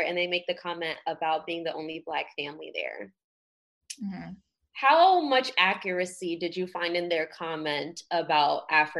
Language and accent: English; Jamaica; I'm Jamaican